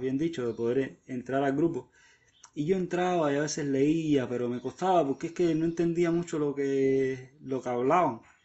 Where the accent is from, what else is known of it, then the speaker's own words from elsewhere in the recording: Havana, Cuba; soy de La Habana, Cuba.